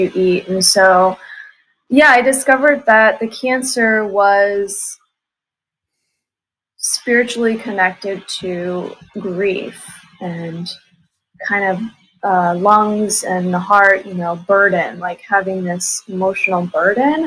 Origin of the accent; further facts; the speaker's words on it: Dallas, Texas, United States; I was born in Dallas, Texas.